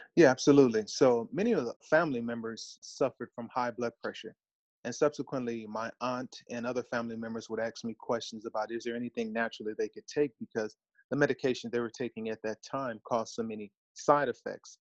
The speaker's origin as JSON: {"language": "English", "town": "Los Angeles", "region": "California", "country": "United States", "tie": "born or raised there", "said": "born and raised in Los Angeles, California, come from a large family"}